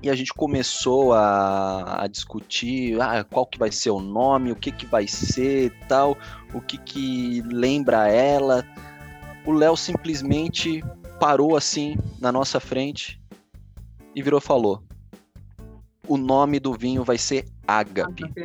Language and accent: Portuguese; São Paulo, Brazil; eu venho de São Paulo, né? Da época onde a gente tinha importadoras com vinhos franceses, italianos, bem baratos, né?